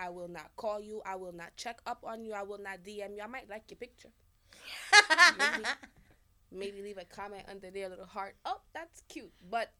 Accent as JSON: {"language": "English", "country": "Jamaica"}